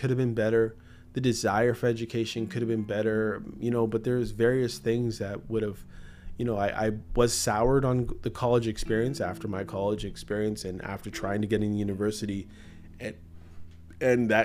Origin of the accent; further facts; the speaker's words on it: Canada; also born or lived in Jamaica; Before I'm a Canadian, I'm a Christian. Before I'm a Jamaican, I'm a Christian